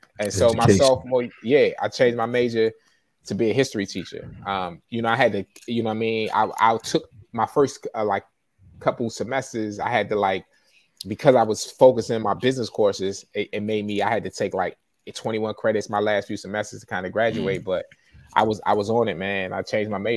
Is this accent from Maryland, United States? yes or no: yes; Forestville, Maryland, United States; also born or lived in Baltimore, Maryland; I grew up in Fordsville